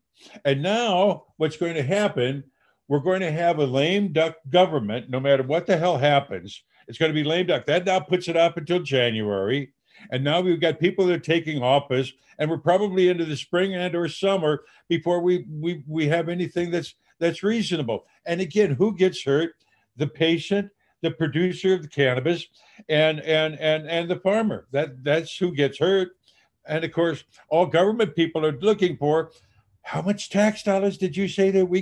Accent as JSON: {"language": "English", "town": "Dubuque", "region": "Iowa", "country": "United States", "tie": "born or raised there", "moved": "as an adult", "said": "I'm a country boy, born and raised in Dubuque, Iowa."}